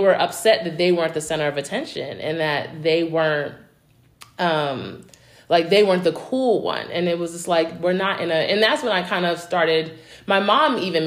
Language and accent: English; New York City, New York, United States; moved away; I'm from New York, originally from Brooklyn.